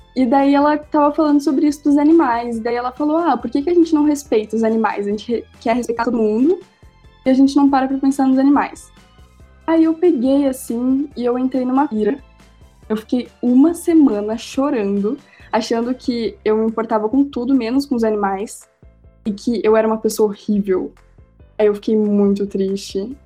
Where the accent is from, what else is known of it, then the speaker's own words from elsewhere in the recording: Rio Grande do Sul, Brazil; eu sou gaúcha